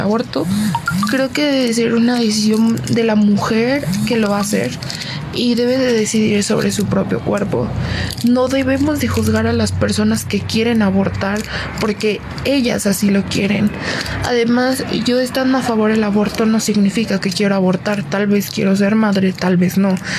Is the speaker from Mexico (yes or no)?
yes; Mexico; tengo 27 años, soy de México